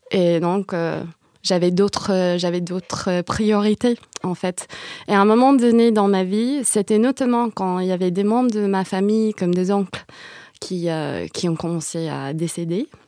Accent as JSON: {"language": "French", "town": "San Jose", "region": "California", "country": "United States", "tie": "born or raised there", "said": "Moi, je viens de San José. Et à San José, il y a une grosse diaspora vietnamienne."}